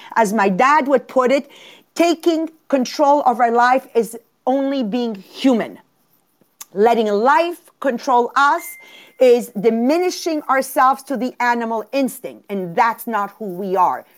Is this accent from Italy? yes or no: yes; Italy; born where I was born in Italy and raised the way I was raised